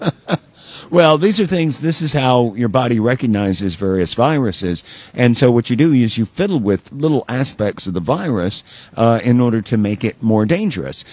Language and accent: English; Alabama, United States; moved away; my hometown back in Alabama